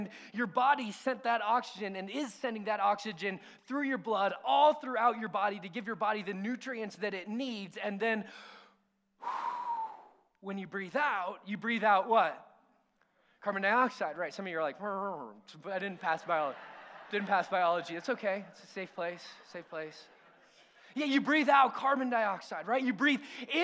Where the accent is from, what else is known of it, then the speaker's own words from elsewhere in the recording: near Disneyland, California, United States; We grew up sort of near Disneyland and Knott's Berry Farm, Six Flags